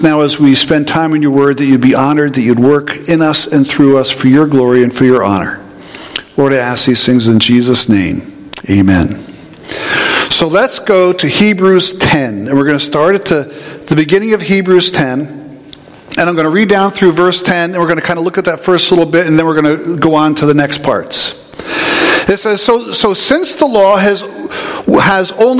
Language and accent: English; Southern New York, United States; also born or lived in South Central New Jersey; now in New Jersey, United States; I grew up in Southern New York, grew up in Dairy Country.